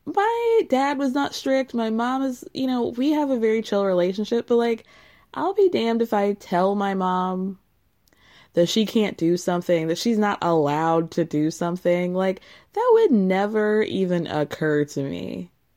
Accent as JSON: {"language": "English", "region": "Illinois", "country": "United States", "tie": "born or raised there", "said": "the church that my, that I went to when I was born in Illinois was a Pentecostal offshoot church. So, this was very much my childhood for me."}